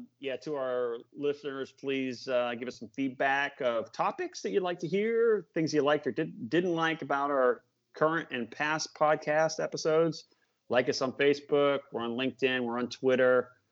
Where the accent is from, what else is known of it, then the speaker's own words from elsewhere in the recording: Boston, Massachusetts, United States; born there; I'm a big Patriots fan. I was born in Boston.